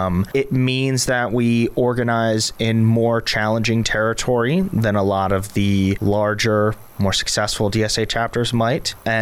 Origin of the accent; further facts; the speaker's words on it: Richmond, Virginia, United States; I was born in Richmond in the early 90s to a Puerto Rican family.